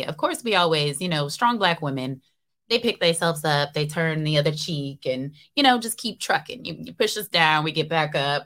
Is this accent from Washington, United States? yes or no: yes; Seattle, Washington, United States; I was born and raised in Seattle